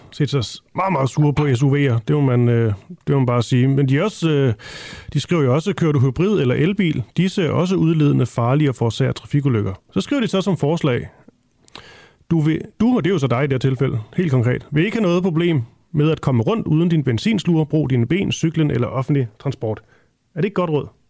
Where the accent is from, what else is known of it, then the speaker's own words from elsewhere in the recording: Funen, Southern Denmark, Denmark; jeg er fra Fyn